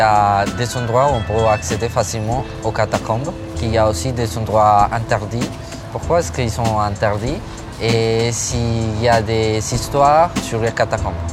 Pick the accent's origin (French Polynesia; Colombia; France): Colombia; French is a second language; j'ai 17 ans, je viens de Colombie.